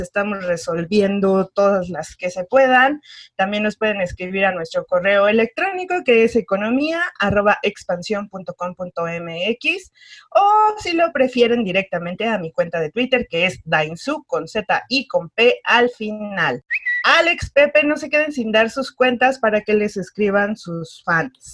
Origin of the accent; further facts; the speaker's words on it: Mexico; somos los mexicanos